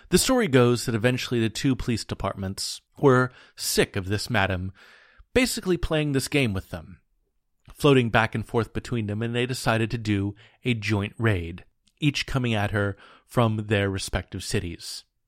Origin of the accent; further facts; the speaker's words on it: Portland, Oregon, United States; my hometown